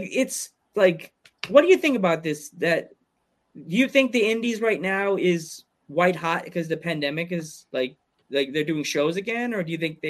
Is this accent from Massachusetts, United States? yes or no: no; Pennsylvania, United States; And I'm from Pennsylvania.